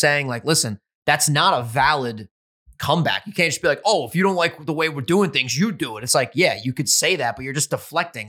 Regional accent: New York, United States; We're from New York, just like Gary V.

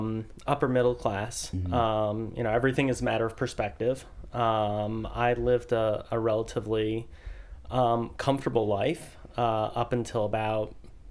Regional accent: Bethesda, Maryland, United States; also born or lived in Washington, D.C. / Boston; I was born in Washington, D.C. My father was from England, so I'm the son of an immigrant. My mother's side of the family has been here in the Americas since before the Revolutionary War. Grew up in the Bethesda area.

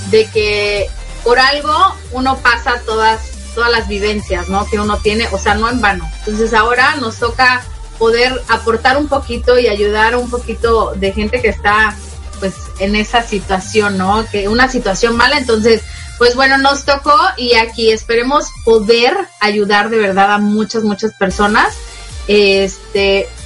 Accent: Querétaro, Mexico; also born or lived in Ciudad Madero, Mexico; nací en Ciudad Madero, Tamaulipas y me estuve ahí hasta los nueve años, por así decirlo. Me mandaron después a Querétaro, un lugar precioso para vivir, me encanta.

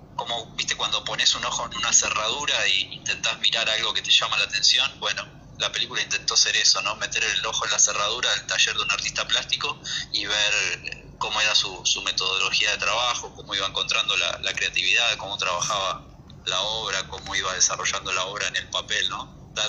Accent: near the San Fernando Delta, Buenos Aires Province, Argentina; un lugar muy cercano a donde yo nací y me crié

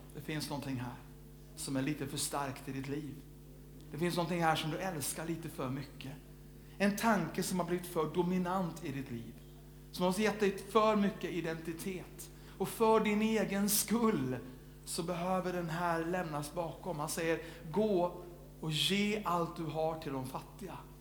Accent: Sweden

